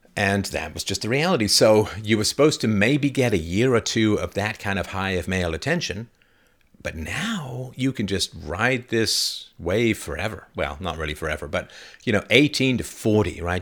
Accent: England, United Kingdom; I grew up in England, but my heritage is Irish slash German

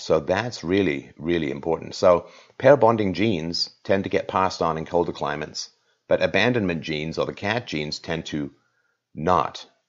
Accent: England, United Kingdom; I grew up in England

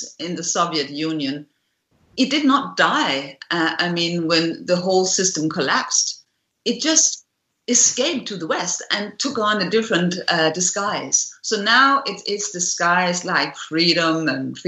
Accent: Denmark; we grew up in the Cold War, and so did I here in Scandinavia

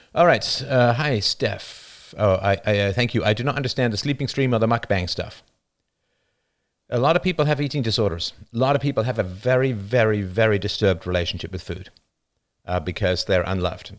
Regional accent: United Kingdom; accent: British; now in Canada

